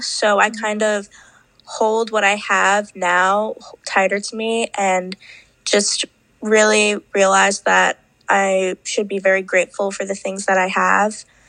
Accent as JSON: {"language": "English", "region": "New York", "country": "United States", "said": "I'm from New York, and I'm 16"}